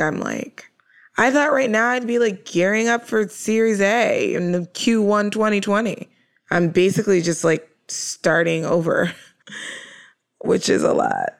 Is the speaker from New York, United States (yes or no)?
yes; New York, United States; I'm a New Yorker